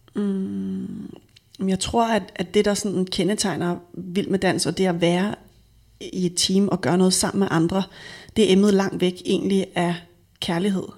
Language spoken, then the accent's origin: Danish; Frederikssund, Capital Region of Denmark, Denmark; Jeg er født og vokset op i Frederikssund og gået i folkeskole